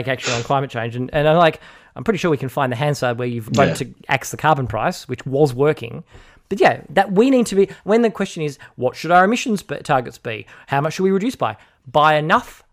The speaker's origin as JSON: {"language": "English", "country": "Australia", "said": "as an Australian citizen"}